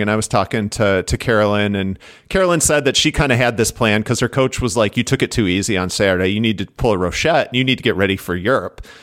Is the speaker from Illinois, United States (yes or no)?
yes; Chicago, Illinois, United States; growing up in Chicago